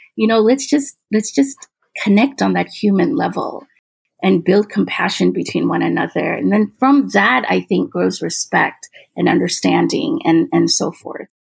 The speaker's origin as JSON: {"language": "English", "region": "Midwest", "country": "United States", "tie": "born or raised there", "said": "I, I grew up in the Midwest"}